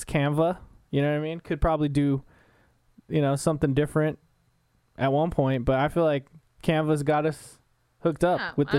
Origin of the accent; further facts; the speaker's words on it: Las Vegas, Nevada, United States; 'Cause we're from Las Vegas, Nevada. That's where we're at right now. It's a valley.